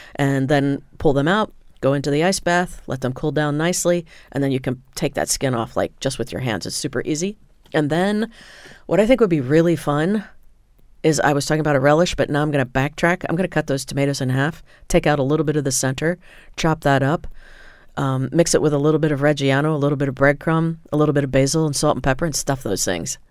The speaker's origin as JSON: {"language": "English", "region": "Indiana", "country": "United States", "tie": "born or raised there", "said": "I grew up in Indiana where they produce tremendous sweet corn"}